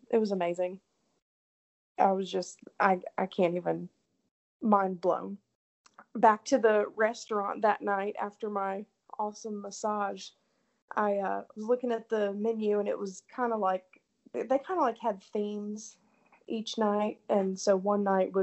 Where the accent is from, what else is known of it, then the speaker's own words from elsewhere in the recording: Tennessee, United States; She kind of knew right away I was from Tennessee